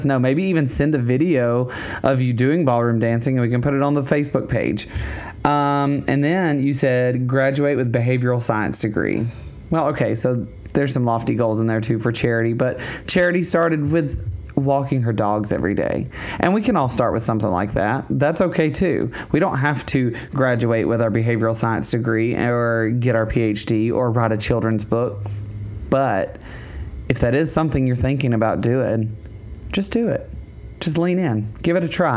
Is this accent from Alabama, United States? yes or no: yes; Alabama, United States; I'm from Alabama